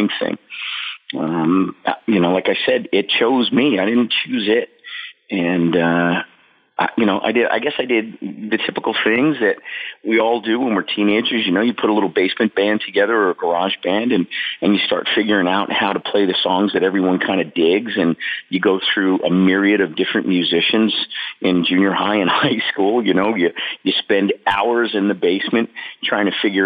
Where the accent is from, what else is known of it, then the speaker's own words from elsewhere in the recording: Sayreville, New Jersey, United States; I grew up in Sayreville, which is, you know, a couple of exits down the New Jersey Turnpike from New York City